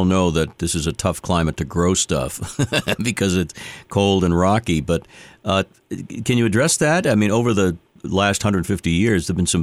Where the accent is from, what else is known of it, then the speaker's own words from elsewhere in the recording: Boston, Massachusetts, United States; I've lived in the city my entire life. I'm a Bostonian through and through